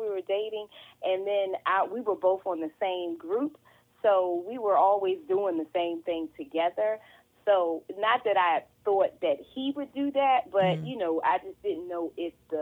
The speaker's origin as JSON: {"language": "English", "town": "Philadelphia", "region": "Pennsylvania", "country": "United States", "tie": "born or raised there", "moved": "as an adult", "lives_now": "Maryland, United States", "said": "I am born and raised in Philadelphia."}